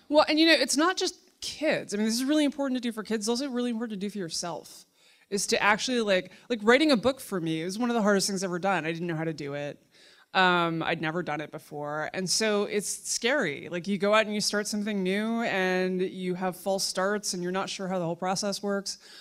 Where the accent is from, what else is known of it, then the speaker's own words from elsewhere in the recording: New York City, New York, United States; I grew up in Manhattan in the seventies and early eighties